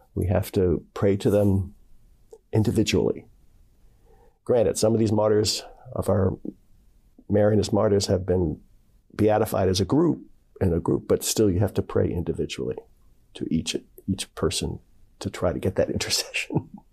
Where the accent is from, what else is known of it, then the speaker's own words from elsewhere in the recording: Philadelphia, Pennsylvania, United States; now in Dayton, United States; I'm originally from Philadelphia, Pennsylvania, uh, and raised with six other siblings